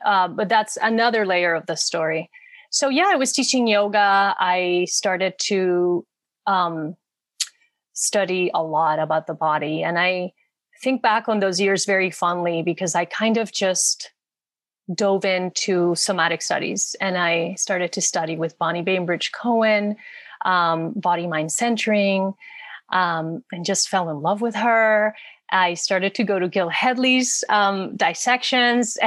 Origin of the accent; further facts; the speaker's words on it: Puerto Rico; moved away as an adult; now in Los Angeles, United States; I come from Puerto Rico, which to me felt a little bit like a small town in many ways. So I wanted the big cities. I moved